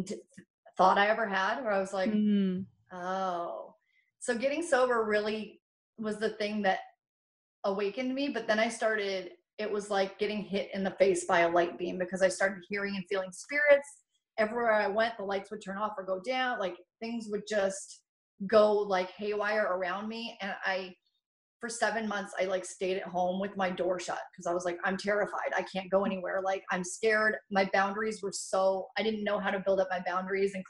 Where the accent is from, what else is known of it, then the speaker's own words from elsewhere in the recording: Kennewick, Washington, United States; I grew up in Kennewick, Washington